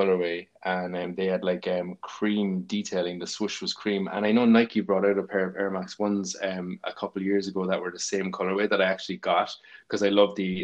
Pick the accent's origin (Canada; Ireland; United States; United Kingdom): Ireland; Cork, Munster; I'm from Ballyvlan in Cork, and there was a stream near our school